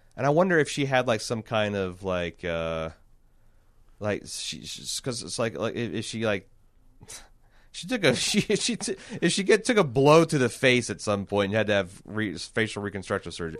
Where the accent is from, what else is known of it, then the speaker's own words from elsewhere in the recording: Indiana, United States; I'm from Indiana